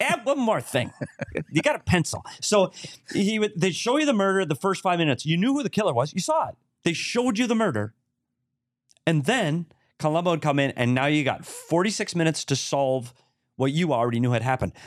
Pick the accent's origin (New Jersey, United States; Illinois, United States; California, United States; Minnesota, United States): Minnesota, United States; Bemidji; my hometown, Bemidji State Beavers